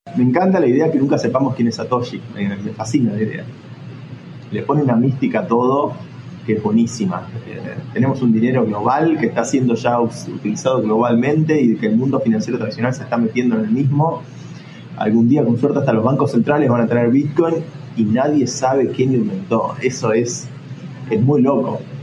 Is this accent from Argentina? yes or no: yes; Argentina; viniendo sobre todo de un país como Argentina